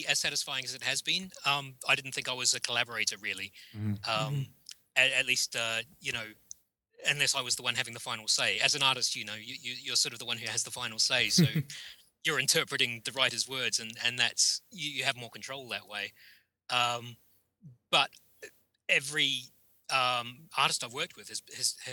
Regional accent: New Zealand; I grew up in New Zealand

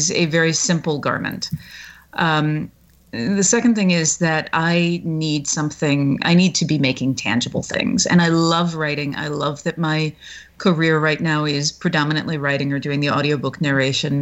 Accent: the South, United States; I grew up in the South.

